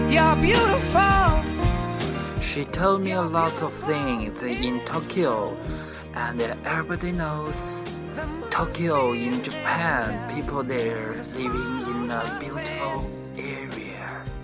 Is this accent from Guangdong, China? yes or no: no; Beijing, China; I'm from Beijing.